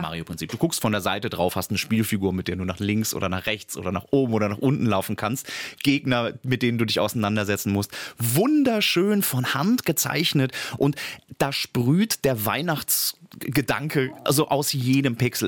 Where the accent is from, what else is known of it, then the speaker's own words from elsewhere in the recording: Germany; hier bei uns in Deutschland